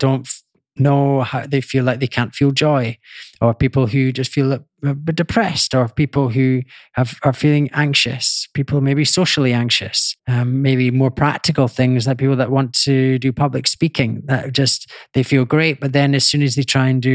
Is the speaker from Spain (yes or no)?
no; Scotland, United Kingdom; I grew up in Scotland